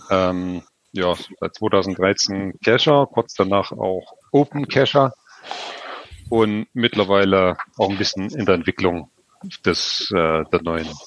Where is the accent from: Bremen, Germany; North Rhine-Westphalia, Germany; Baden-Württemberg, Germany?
North Rhine-Westphalia, Germany; Bedburg; Ich bin aus Bedburg in der Nähe von Köln.